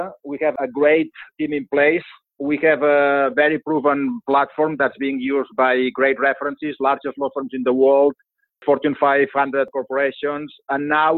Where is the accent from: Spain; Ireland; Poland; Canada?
Spain; Barcelona, Catalonia; English is a second language; moved away as an adult; also born or lived in London, United Kingdom / Bay Area, United States; now in United States; as you can gather from my accent, I'm not from here. So born and raised in Barcelona